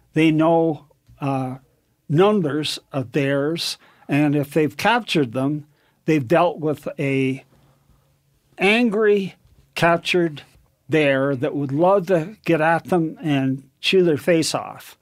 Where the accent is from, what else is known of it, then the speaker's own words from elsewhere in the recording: Canada; moved away as an adult; now in United States; I was born in Canada, raised to, went through university and then went to the States